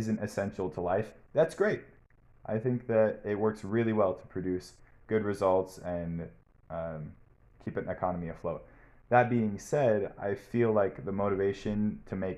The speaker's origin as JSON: {"language": "English", "town": "Portland", "region": "Oregon", "country": "United States", "said": "I'm from Portland, Oregon"}